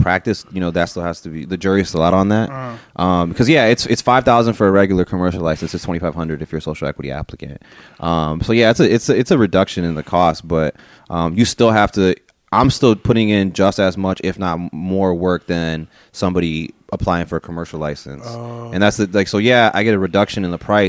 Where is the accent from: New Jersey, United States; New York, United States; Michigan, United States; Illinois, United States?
Illinois, United States; Aurora; I went to East. Born and raised on the East Side.